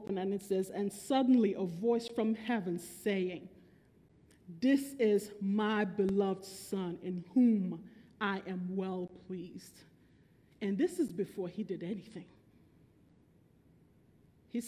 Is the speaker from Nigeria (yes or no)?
yes; Nigeria; also born or lived in Bronx, New York, United States; I was born in Bronx, New York, but raised in Nigeria.